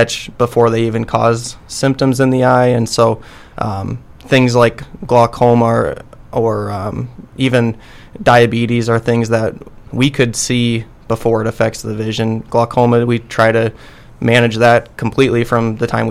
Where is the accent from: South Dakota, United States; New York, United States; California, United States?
South Dakota, United States; Sioux Falls; also born or lived in Arizona; now in Brookings, United States; I'm originally a South Dakota guy, so I grew up in Sioux Falls